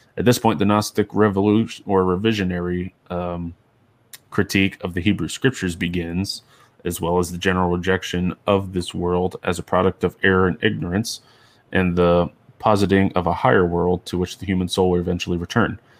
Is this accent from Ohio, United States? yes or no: yes; Ohio, United States; moved away; I was born in Ohio